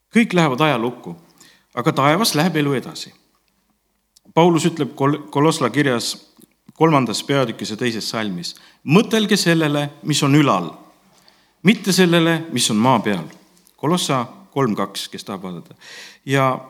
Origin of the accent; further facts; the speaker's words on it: Estonia; also born or lived in Tallinn / Ingria (maternal ancestry, Ingrian Finn); me oleme eestlased